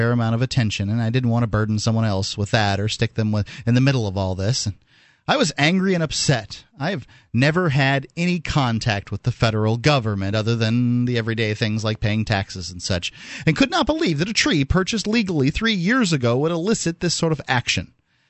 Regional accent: Florida, United States; I don't know anything about citrus greening, but I am from Florida, and we know a little bit about citrus canker.

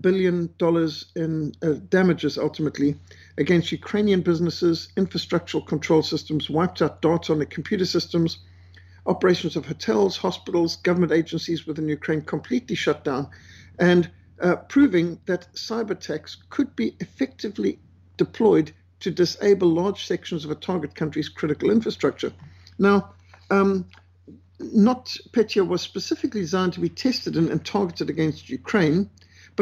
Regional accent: Cape Town, Western Cape, South Africa; in Cape Town, my hometown

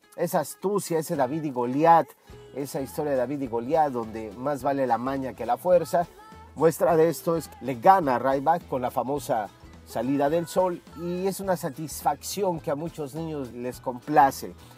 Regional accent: Mexico; en la República Mexicana, que es de donde soy yo

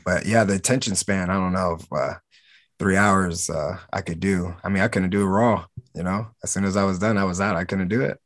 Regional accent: Camden, New Jersey, United States; moved away as an adult; I'm from Camden, New Jersey

